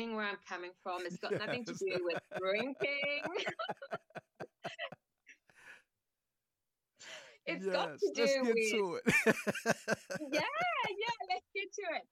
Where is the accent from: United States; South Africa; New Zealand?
South Africa; moved away as an adult; now in United Kingdom; I was born in South Africa.